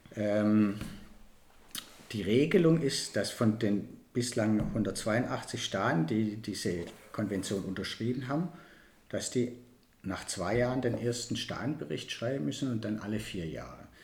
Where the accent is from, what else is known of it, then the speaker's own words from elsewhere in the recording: Baden-Württemberg, Germany; bei uns in Baden-Württemberg